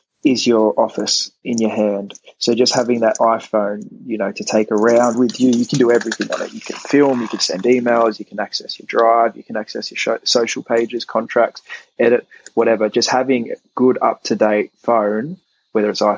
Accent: Australia; moved away; I'm Australian

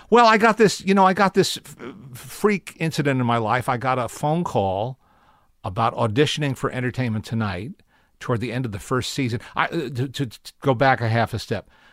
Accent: Teaneck, New Jersey, United States; also born or lived in Manhattan, New York; North Jersey, Teaneck.

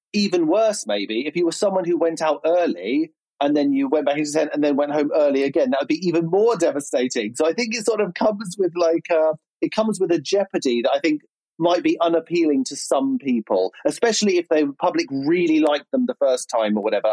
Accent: Berkshire, South East England, United Kingdom; accent: nice middle class southern accent; Reading accent; I grew up in Berkshire, and my family speak in a relatively you know, for the area, a relatively posh way

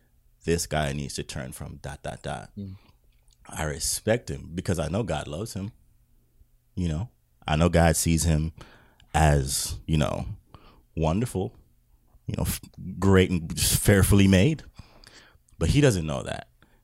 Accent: British Virgin Islands; moved away; I'm an immigrant, right? Mm. Okay. From where? I'm from the British Virgin Islands.

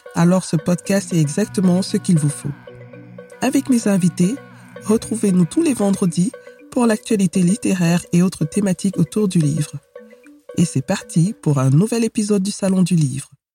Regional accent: Cameroon; moved away as an adult; also born or lived in Germany; Je suis née et j'ai grandi au Cameroun, que je quitte à l'âge de 19 ans

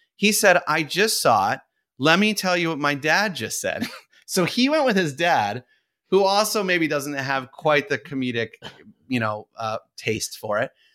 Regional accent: Saratoga Springs, New York, United States; I grew up in Saratoga Springs, New York

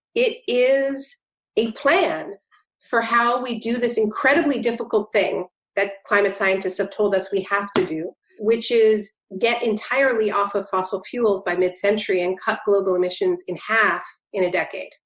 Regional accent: Canada; now in New Jersey, United States; I'm Canadian

